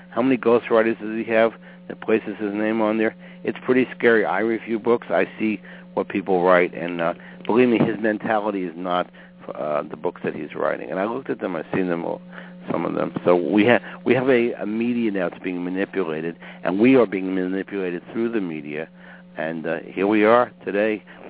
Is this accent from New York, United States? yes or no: yes; New York City, New York, United States; I grew up in Brooklyn, New York, which was a mixed racial area